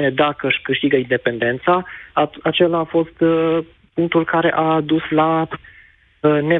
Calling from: Timișoara, Timiș County, Romania; bună ziua, salutări din Timișoara

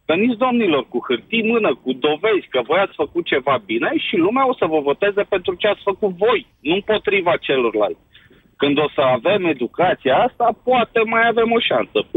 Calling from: United Kingdom; Sunt din Marea Britanie.

